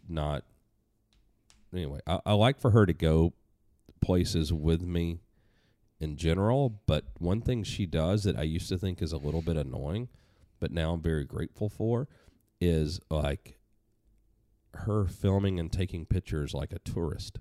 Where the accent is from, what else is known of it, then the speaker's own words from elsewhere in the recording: Atlanta, Georgia, United States; moved away as an adult; now in New Hampshire, United States; when I moved from Atlanta to New Hampshire, I, I could breathe a little deeper 'cause there's no traffic, there's not much crime here, there's a lot of things that I'd, you know, been used to growing up there